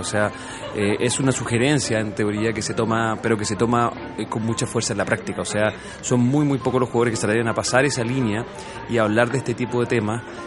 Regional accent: Chile

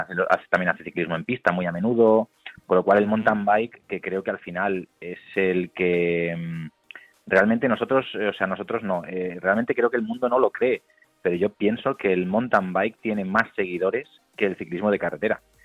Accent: Galicia, Spain; soy gallego

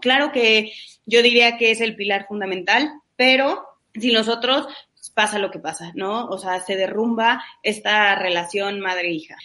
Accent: Mexico; siendo mexicanos

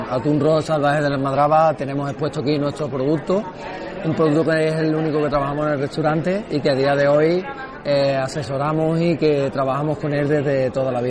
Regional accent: Barbate, Andalusia, Spain; yo soy de Barbate, para empezar, es un pueblo que estamos a unos kilómetros de Cádiz.

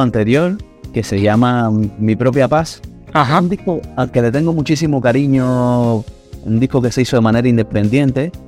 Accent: Santa Clara, Villa Clara, Cuba; accent: Cuban; moved away as an adult; now in Havana, Cuba; soy de Santa Clara, que es el centro, justo el centro de Cuba. Eh, es verdad que viví muchos años en, en La Habana, desde el año 2000. Estoy viviendo en La Habana pero nací en Santa Clara y toda, mi etapa de crecimiento y tal la, la viví ahí en, esa ciudad.

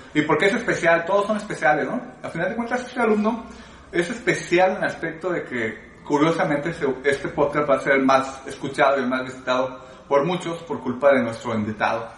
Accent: Guadalajara, Jalisco, Mexico; yo soy de Guadalajara y por cuestiones del destino me tocó nacer en la, en la colonia más pobre de Guadalajara

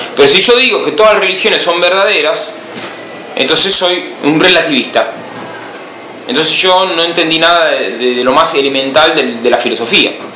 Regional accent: Buenos Aires, Argentina; moved away; Soy argentino, soy de Buenos Aires

